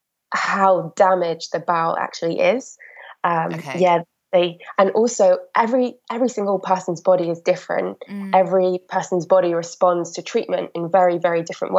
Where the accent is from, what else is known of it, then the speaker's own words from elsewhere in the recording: Wales, United Kingdom; moved away as an adult; now in London, United Kingdom; I'm obviously from Wales